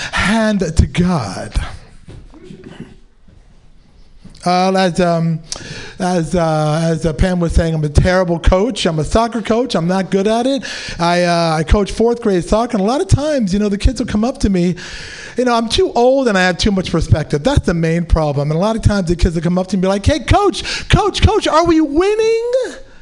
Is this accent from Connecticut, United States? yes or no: no; San Francisco, California, United States; I'm a native San Franciscan, but besides me being Pakistani, I was born and raised.